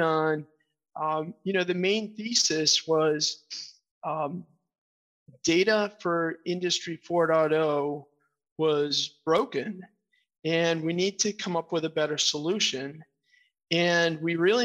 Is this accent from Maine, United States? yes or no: yes; Portland, Maine, United States; I grew up in Portland, Maine. I lived outside for a while. I moved back for a reason